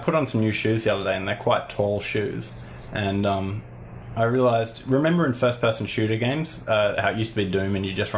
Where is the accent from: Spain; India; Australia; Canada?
Australia; Willoughby, New South Wales; near where I grew up in Willoughby